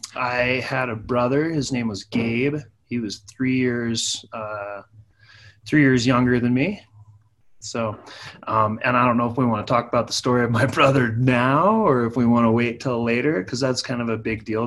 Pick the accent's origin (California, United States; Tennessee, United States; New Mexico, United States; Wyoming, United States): Wyoming, United States; Saratoga; also born or lived in Pocatello, Idaho; Well, I was born in Pocatello, Idaho, but I was raised in Saratoga, Wyoming.